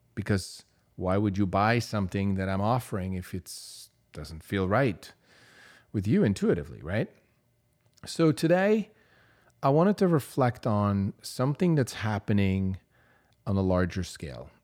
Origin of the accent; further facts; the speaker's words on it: Switzerland; moved away as an adult; I grew up in Europe. I grew up in Switzerland, where at eighteen, I got to take my driver's license test